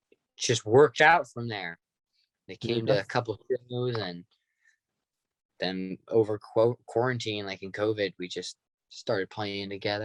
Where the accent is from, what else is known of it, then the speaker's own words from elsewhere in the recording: Santa Monica, California, United States; I'm from Santa Monica. So like beach area.